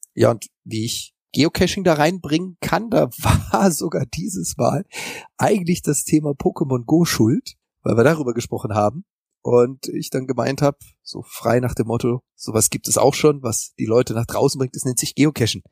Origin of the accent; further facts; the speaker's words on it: Freiburg im Breisgau, Baden-Württemberg, Germany; now in Hamburg, Germany; also geboren bin ich in Freiburg im Breisgau, das ist so ganz im Süden Deutschlands